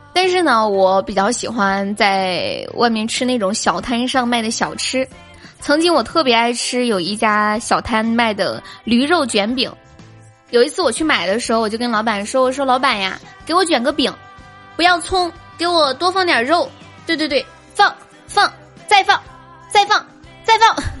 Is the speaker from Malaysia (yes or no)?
no; Sichuan, China; 我是四川的